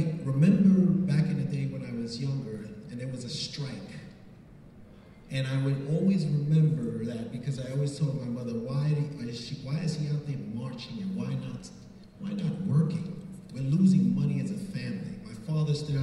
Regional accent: New York City, New York, United States; moved away as an adult; now in Mount Vernon, United States; I grew up in the Bronx, Belmont Avenue, Little Italy

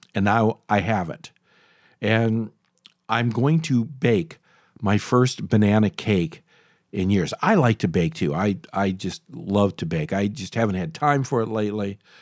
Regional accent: Michigan, United States; as I was a kid growing up in Michigan

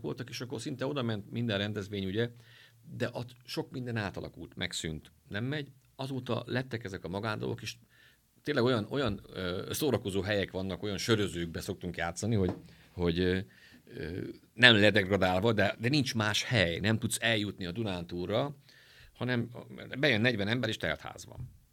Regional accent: Miskolc, Borsod-Abaúj-Zemplén, Hungary; mi miskolciak vagyunk

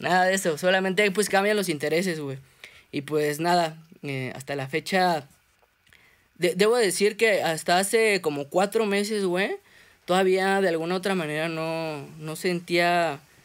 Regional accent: Mexico City, Mexico; soy un artista de la Ciudad de México

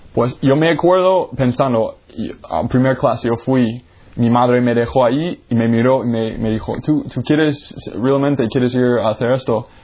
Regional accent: Jacksonville, Florida, United States; moved away; Pues yo soy de los Estados Unidos. Ah, yo nací en la Florida, en Jacksonville

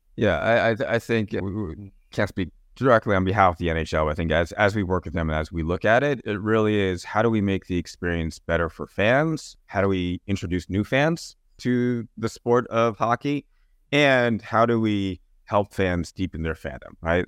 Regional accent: New Jersey, United States; I grew up in New Jersey

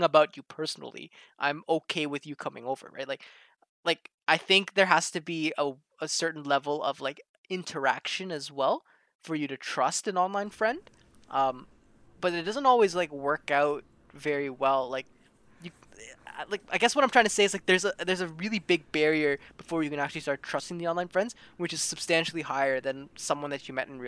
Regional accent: Toronto, Ontario, Canada; I'm from Toronto, in Canada.

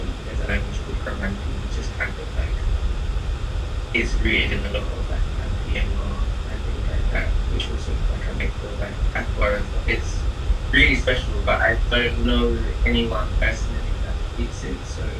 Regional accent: London, United Kingdom; I was born in London.

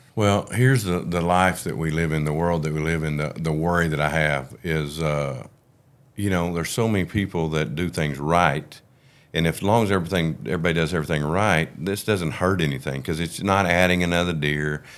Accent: Oklahoma, United States; we're from Oklahoma

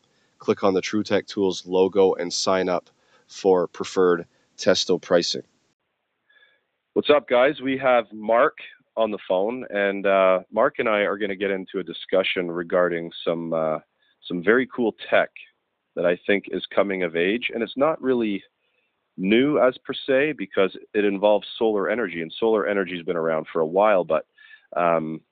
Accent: Scotland, United Kingdom; moved away; I'm originally from Scotland

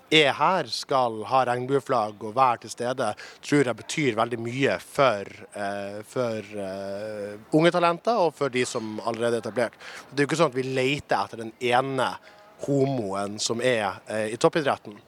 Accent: Narvik, Nordland, Norway; Jeg er fra Narvik

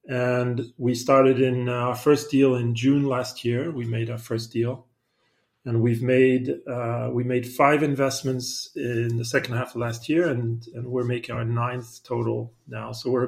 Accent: Spain; born there; also born or lived in Africa; I went to school mostly in Africa, I was born in Spain, a French citizen.

